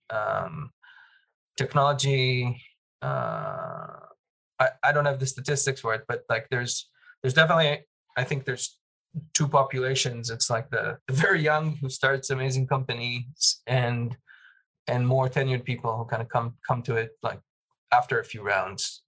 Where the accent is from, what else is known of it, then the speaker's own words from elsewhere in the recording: Jerusalem, Jerusalem District, Israel; moved away; growing up in Jerusalem